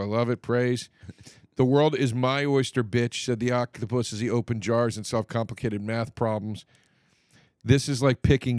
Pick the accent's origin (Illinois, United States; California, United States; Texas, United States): California, United States; Compton; I'm from Compton.